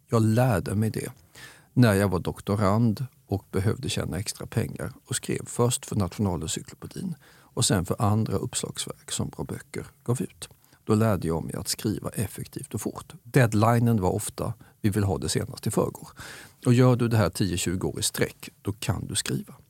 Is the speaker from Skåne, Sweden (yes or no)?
yes; Staffanstorp, Skåne, Sweden; Jag växte upp i Staffanstorp. Klart jag håller på hembygden.